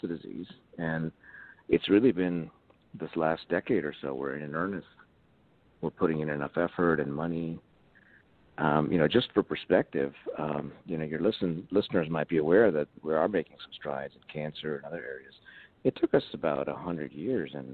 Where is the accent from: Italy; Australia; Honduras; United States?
United States; Bethesda, Maryland; I grew up in Bethesda, Maryland, mm-hmm. as a child